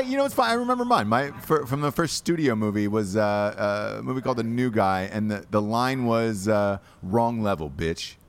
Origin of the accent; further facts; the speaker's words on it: Georgia, United States; I am from Georgia. From Georgia